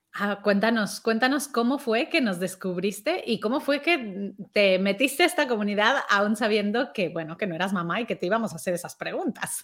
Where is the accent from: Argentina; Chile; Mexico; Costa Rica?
Mexico; now in Spain; yo soy mexicana